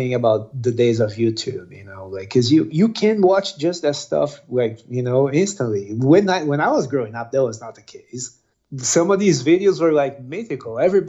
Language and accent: English; Brazil; first language Portuguese; English is a second language; moved away; being from Brazil, yep. Portuguese was my language